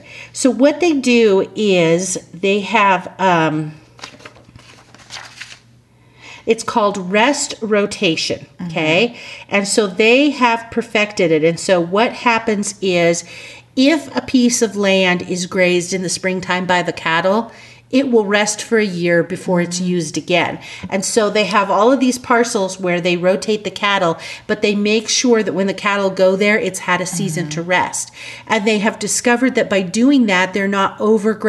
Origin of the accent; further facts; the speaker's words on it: the West, United States; we grew up in the West here